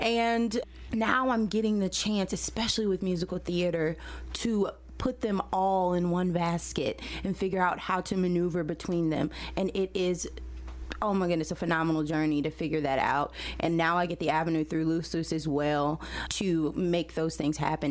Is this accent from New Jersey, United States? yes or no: no; St. Louis, Missouri, United States; I am from St. Louis originally. I grew up in the city